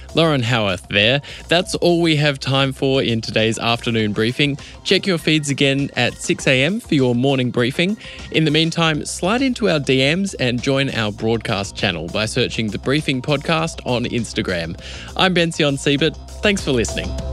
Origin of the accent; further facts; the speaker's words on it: Adelaide, South Australia, Australia; my hometown of Adelaide